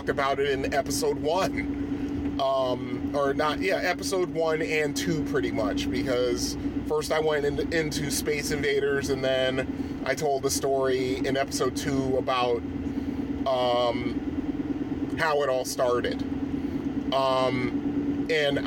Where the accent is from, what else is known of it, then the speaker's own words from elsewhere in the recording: Bridgeport, Connecticut, United States; I grew up in Bridgeport, Connecticut, which is I think is the most populous city in Connecticut